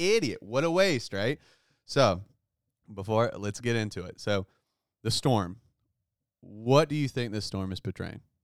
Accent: United States; as American Christians

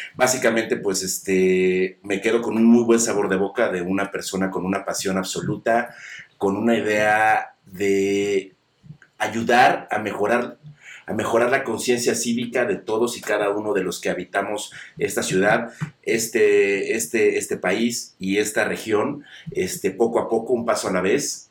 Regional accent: Mexico; nosotros como, como mexicanos, como latinos

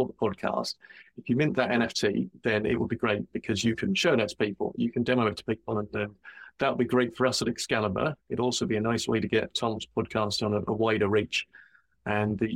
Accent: England, United Kingdom; I'm from England, where it's generally pretty cold.

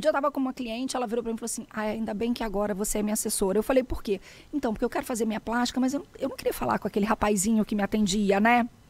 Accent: Rio de Janeiro, Brazil; moved away as an adult; also born or lived in southern Brazil; Eu sou carioca

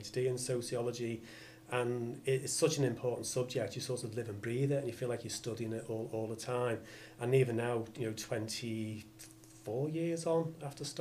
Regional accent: Liverpool, North West England, United Kingdom; also born or lived in New Brighton; Yeah, lifelong from Liverpool. So grew up in the north end of the city in the early years, sort of Kirkdale way

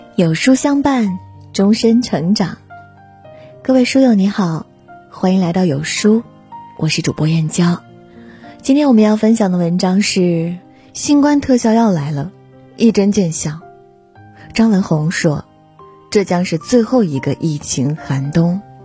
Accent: China; 我们中国人

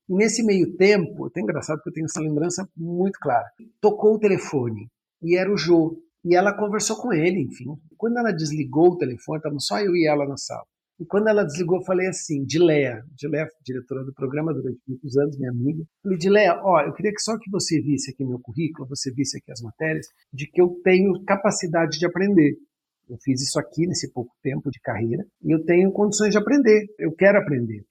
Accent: Rio Grande do Sul, Brazil; moved away as an adult; also born or lived in São Paulo; eu sou gaúcho, tenho hoje 58 anos, sou jornalista. Até os 20 anos, 22, eu morei, até me formar a ser jornalista, eu morei no Sul

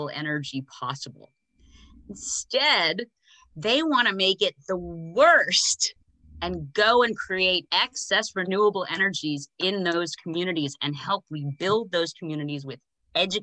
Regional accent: United States; as an American

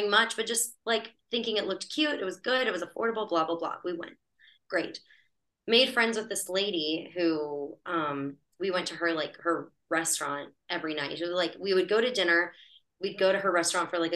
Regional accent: United States; accent: Greek American; I grew up in America, but I was like, my family's from Chios and Thessaloniki

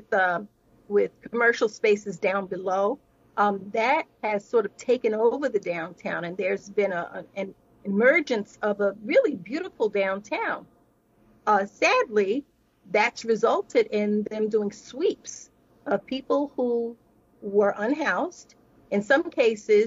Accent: New York City, New York, United States; now in Los Angeles, United States; when I moved to Los Angeles, I'm originally from New York City

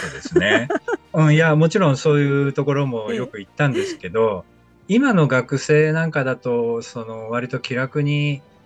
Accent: Kobe, Hyogo, Japan; moved away as an adult; also born or lived in Tsukuba; 身は神戸の方なんですけどね。やっぱり初めて親元を離れて

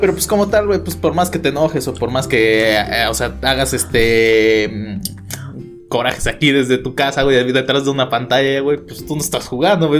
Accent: Mexico; como aficionado mexicano

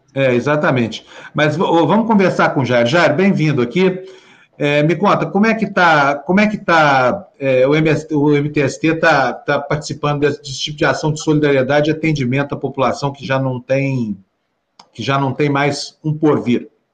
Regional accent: Uberlândia, Minas Gerais, Brazil; moved away; lá da minha cidade, Uberlândia

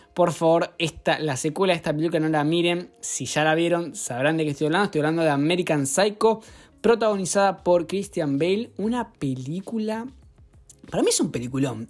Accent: Argentina

